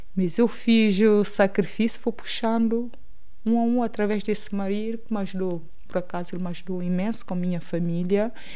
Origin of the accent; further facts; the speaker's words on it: São Tomé & Príncipe; moved away as an adult; also born or lived in Príncipe Island / Gabon / Sesimbra, Portugal / Torres Novas, Portugal; now in Lisbon, Portugal; nasci no Ilha do Príncipe. É assim, no Ilha do Príncipe não lembro quase nada, porque, pronto, os meus pais migraram para Santo Mé